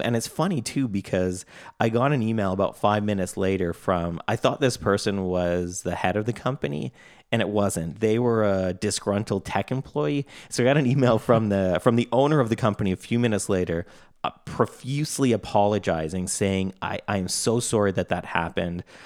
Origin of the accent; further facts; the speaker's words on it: Canada; I'm Canadian